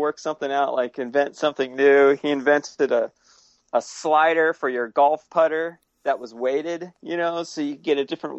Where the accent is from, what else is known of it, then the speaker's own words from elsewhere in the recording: California, United States; also born or lived in Santa Ana; now in Portland, United States; No, I was born in Southern California and raised in Northern California.